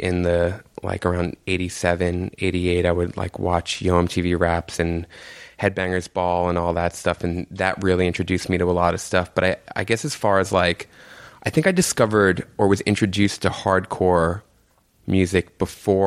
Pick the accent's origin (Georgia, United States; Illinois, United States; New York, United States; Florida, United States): New York, United States; New York City; I grew up in Jamaica, Queens, right near like St. John's University with my mom and my aunt